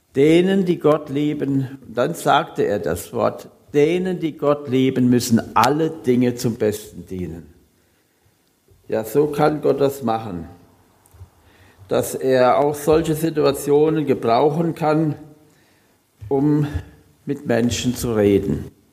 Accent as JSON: {"language": "German", "area": "Hunsrück, Bad Kreuznach district", "region": "Rhineland-Palatinate", "country": "Germany", "tie": "born or raised there", "moved": "yes", "said": "Ich komme oder ich bin gebürtig aus dem Hunsrück, also Kreis Kreuznach"}